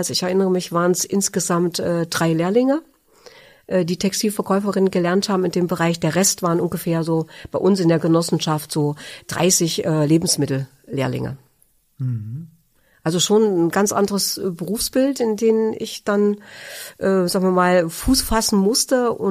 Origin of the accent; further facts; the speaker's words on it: Germany; Ich bin ein Kind der DDR und äh, bin ähm, in diesem Land groß geworden